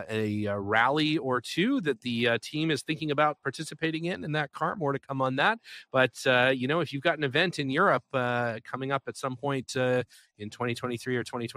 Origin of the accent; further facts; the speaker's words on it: Canada; I first bring the car to Canada for a little while. Obviously, I can do that. I'm a Canadian citizen, so it's not a big deal.